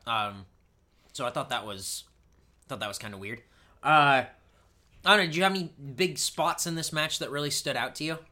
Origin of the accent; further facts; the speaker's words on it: East County, California, United States; We grew up in East County